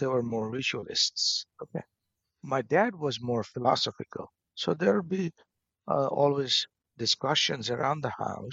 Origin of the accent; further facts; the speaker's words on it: Bangladesh; moved away as an adult; also born or lived in Boston, United States; now in United States; going back to my birth and upbringing, which is basically in 70s, obviously, I was born in Bangladesh